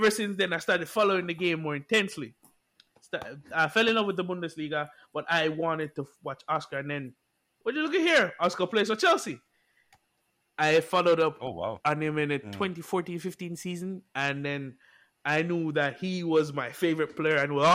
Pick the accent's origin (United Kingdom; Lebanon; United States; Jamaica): Jamaica; I grew up in Jamaica. For all who don't know, I grew up in Jamaica.